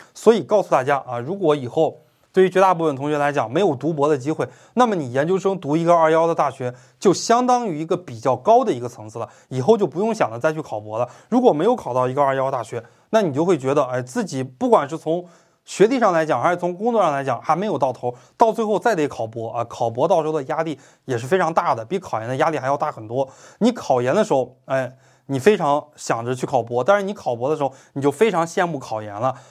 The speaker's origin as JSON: {"language": "Chinese", "region": "Beijing", "country": "China", "also_born_or_lived": "Hunan", "said": "我是北京人"}